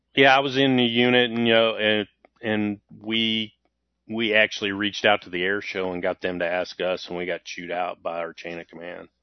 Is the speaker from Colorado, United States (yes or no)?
no; Waco, Texas, United States; I grew up in Waco, Texas